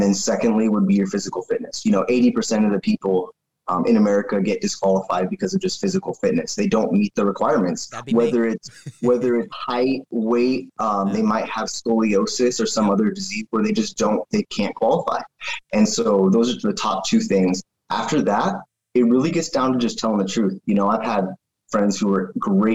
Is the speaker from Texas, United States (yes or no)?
no; Raymond, Washington, United States; also born or lived in Olympia, Washington / Little Rock, Arkansas; But I grew up in Raymond, super small town off of the coast, about 40 minutes from Oregon